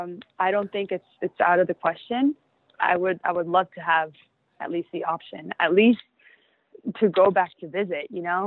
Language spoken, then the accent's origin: English; Puerto La Cruz, Anzoátegui, Venezuela; also born or lived in Maracaibo, Venezuela; now in New York City, United States; I was born in Maracaibo, yes. That's near Colombia. But I actually grew up in Puerto La Cruz, beautiful city in the east side of Venezuela. It's by the beach. I grew up going to the beach every weekend